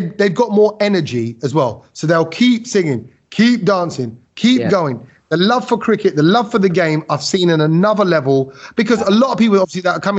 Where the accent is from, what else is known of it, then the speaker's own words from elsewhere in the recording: United Kingdom; I'm British